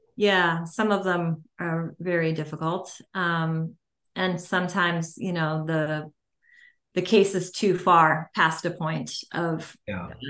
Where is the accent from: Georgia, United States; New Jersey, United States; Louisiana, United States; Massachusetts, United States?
Massachusetts, United States; I'm from Massachusetts